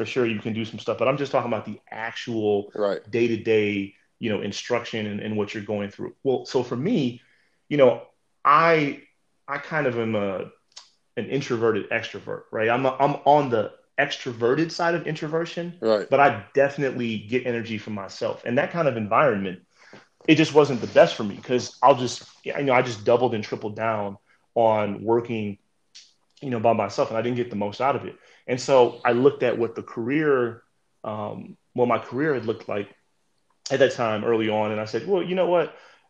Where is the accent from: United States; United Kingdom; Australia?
United States; Midwest; I'm from the Midwest, I moved to the South professionally, and now, I'm moving kind of to the East Coast.